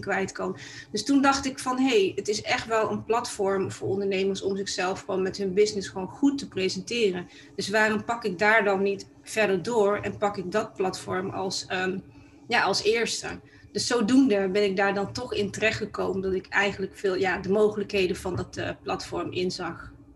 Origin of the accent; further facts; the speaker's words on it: Tilburg, North Brabant, Netherlands; now in Amsterdam, Netherlands; ik kom oorspronkelijk uit Brabant, want ik ben eigenlijk een Tilburgse. En ik ben ehm, in 1997 ben ik eh, verhuisd eh, naar Amsterdam en daar woon ik eh, nog steeds.